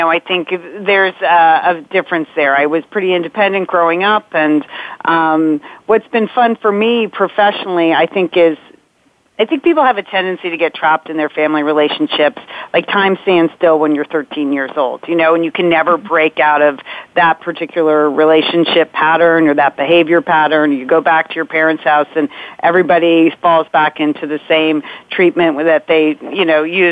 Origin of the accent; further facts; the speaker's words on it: Connecticut, United States; We grew up in Connecticut, a big Irish Catholic family